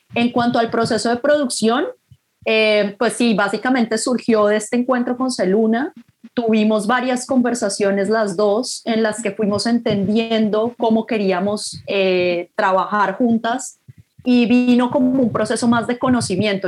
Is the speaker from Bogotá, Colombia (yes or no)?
yes; Bogotá, Colombia; moved away as an adult; also born or lived in Canada; soy de Bogotá